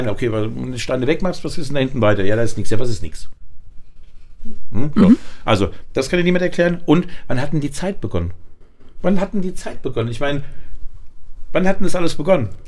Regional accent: Frankfurt, Hesse, Germany; aber ich als Frankfurter

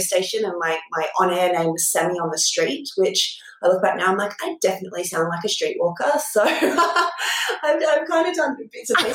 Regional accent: Port Macquarie, New South Wales, Australia; I'm from Port Macquarie, a tiny town on the mid-north coast in New South Wales.

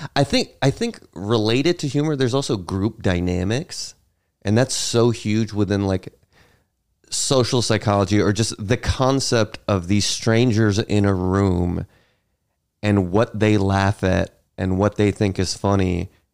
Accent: Dansville, New York, United States; also born or lived in Greensboro, North Carolina / Virginia; now in New York City, United States; I moved to Western New York, about seven hours away from New York City, small town called Dansville

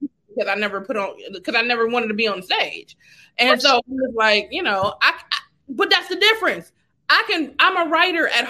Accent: Carson, California, United States; moved away; I come from Carson

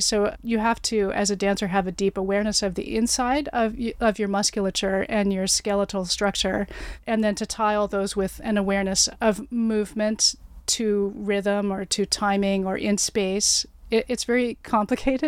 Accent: Oregon, United States; moved away as an adult; also born or lived in New York City / Virginia; now in Toronto, Canada; I grew up in Oregon, went to college in New York City

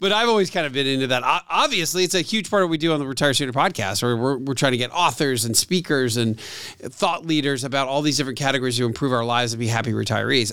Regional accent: Atlanta, Georgia, United States; my hometown radio station that I also do radio on

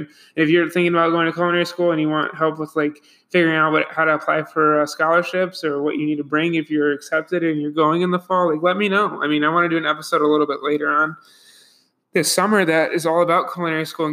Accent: Buffalo, New York, United States; moved away as an adult; I'm from Buffalo, New York

